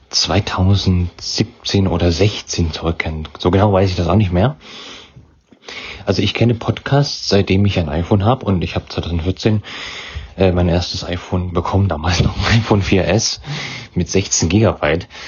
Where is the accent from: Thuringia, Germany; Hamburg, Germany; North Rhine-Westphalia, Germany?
Thuringia, Germany; Weimar; Ich komme aus Weimar. In Thüringen ist das.